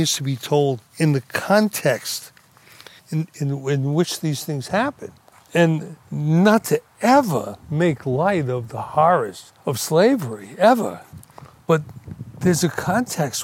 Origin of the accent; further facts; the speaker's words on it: New York City, New York, United States; I grew up in Brooklyn.